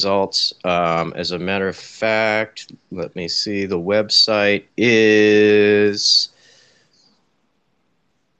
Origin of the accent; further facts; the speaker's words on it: Santa Rosa, California, United States; Northern California, Sonoma County, the wine country, about an hour north of San Francisco. I'm in a town called Santa